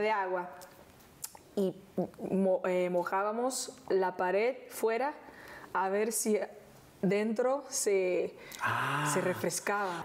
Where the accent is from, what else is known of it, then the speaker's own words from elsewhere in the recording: Rio de Janeiro, Brazil; Spanish is a second language; vivíamos en una casita en Honorio, Gugel, que toma el nombre de la serie, que es el lugar donde yo nací